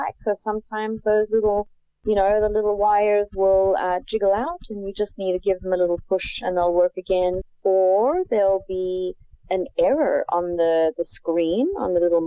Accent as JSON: {"language": "English", "country": "South Africa", "tie": "born or raised there", "moved": "as an adult", "said": "I grew up in South Africa where you weren't really out and about a lot on the streets as a kid"}